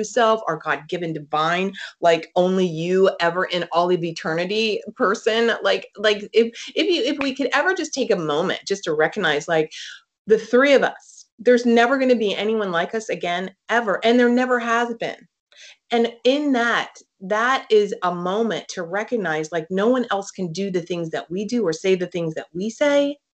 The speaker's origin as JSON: {"language": "English", "region": "East Coast", "country": "United States", "said": "I live now on the West Coast. So this is, I'm from the East Coast."}